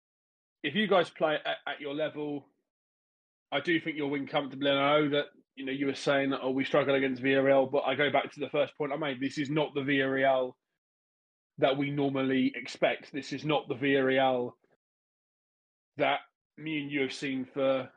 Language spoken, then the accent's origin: English; England, United Kingdom; I grew up in England